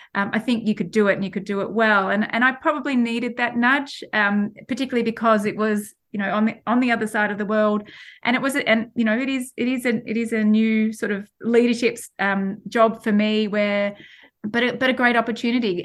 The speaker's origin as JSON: {"language": "English", "country": "Australia", "moved": "as an adult", "lives_now": "United Kingdom", "said": "I can't lose being an Australian and, and also living here in the, in the U K."}